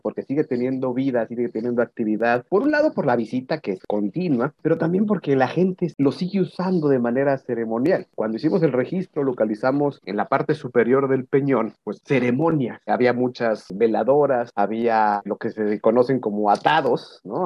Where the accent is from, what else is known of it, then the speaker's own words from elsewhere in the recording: Mexico; lo que nos hace mexicanos